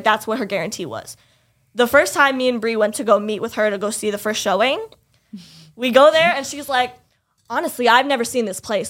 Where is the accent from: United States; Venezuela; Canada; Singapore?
United States; Florida; first language English; moved away as an adult; also born or lived in Lebanon (family) / Pakistan (family); now in New York, United States; I had said Florida. And like, I came from Florida.